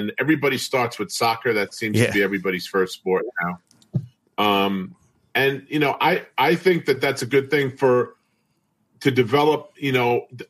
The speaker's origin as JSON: {"language": "English", "town": "Brentwood", "region": "New York", "country": "United States", "tie": "born or raised there", "said": "I'm from Brentwood. I went to Brentwood High School, played there"}